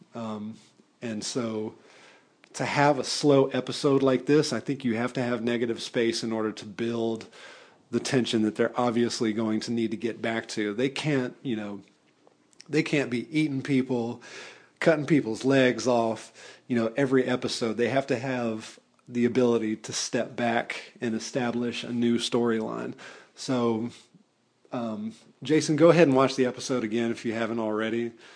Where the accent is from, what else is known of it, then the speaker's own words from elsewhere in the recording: Atlanta, Georgia, United States; also born or lived in Decatur, Georgia; I am from the Metro Atlanta area and I currently live and work in the city of Atlanta